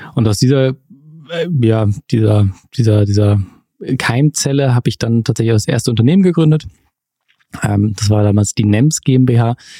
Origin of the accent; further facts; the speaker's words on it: Wilhelmshaven, Lower Saxony, Germany; now in Munich, Germany; Sebastian und ich sind zusammen groß geworden in Wilhelmshaven, in der Nordsee